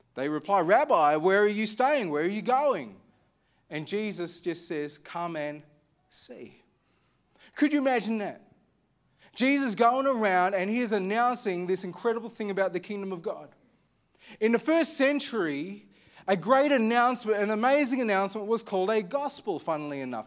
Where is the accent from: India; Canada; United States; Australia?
Australia; Armidale, New South Wales; I grew up in Armidale